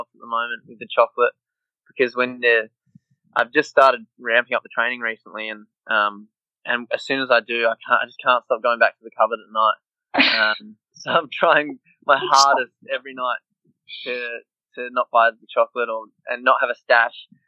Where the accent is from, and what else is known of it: Australia